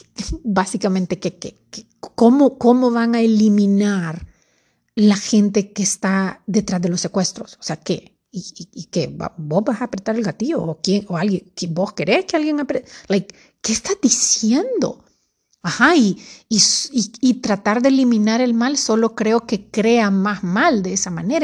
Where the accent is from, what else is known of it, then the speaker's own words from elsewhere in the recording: Honduras; Para los que somos de Honduras